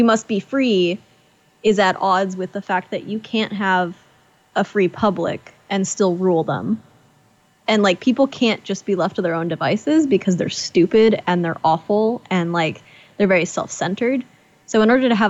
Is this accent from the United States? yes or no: yes; United States; we're American